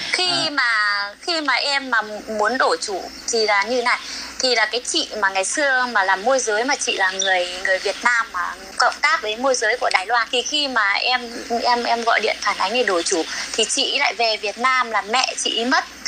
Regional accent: Đoan Hùng, Phú Thọ, Vietnam; moved away as an adult; also born or lived in Chiayi, Taiwan; em quê ở đoạn Hùng Phú Thọ

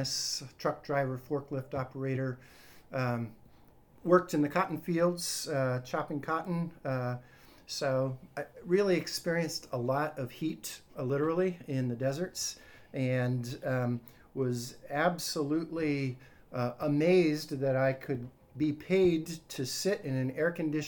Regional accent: Arizona, United States; now in Miami, United States; I grew up in the deserts in Arizona, halfway between Tucson and San Diego

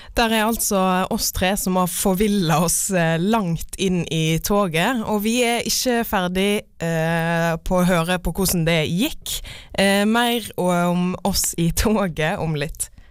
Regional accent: Florø, Vestland, Norway; jeg er fra Florø, der er det ingen folk

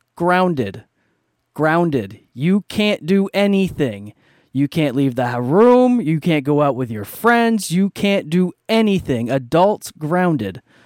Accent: Canada; I'm Canadian

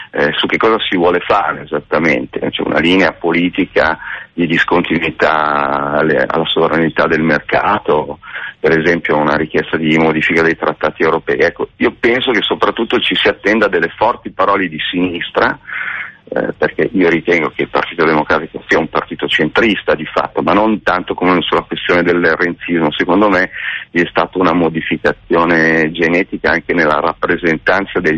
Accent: Milan, Lombardy, Italy; Io sono molto deluso da Pisapia, sono di Milano

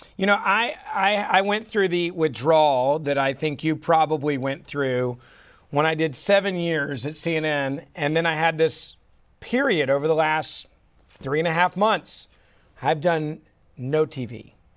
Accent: Memphis, Tennessee, United States; my hometown of Memphis.

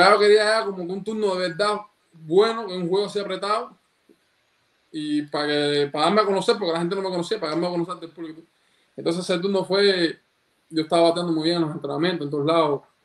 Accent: Cuba; desde chiquitico, en, la época que yo nací, en Cuba todavía

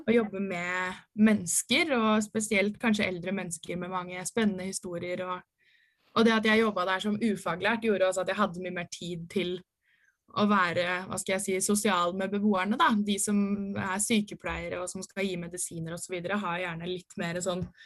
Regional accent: Ski, Akershus, Norway; moved away as an adult; now in Oslo, Norway; bodde hjemme i Ski

